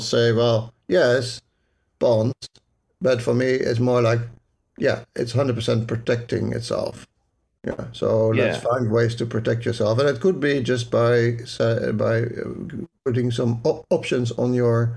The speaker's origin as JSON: {"language": "English", "country": "Netherlands", "accent": "Dutch", "said": "my Dutch accent"}